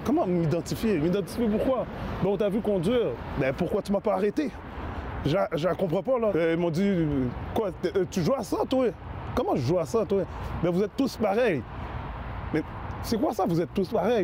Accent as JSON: {"language": "French", "region": "Quebec", "country": "Canada", "said": "je viens de Saint-François."}